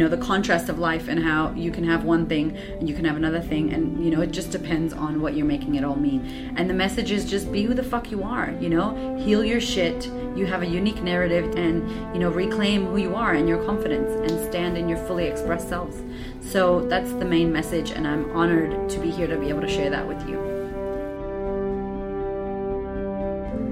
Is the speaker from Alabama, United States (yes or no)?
no; Boston, Massachusetts, United States; moved away as an adult; also born or lived in California / Florida; So I was from Boston, moving to California.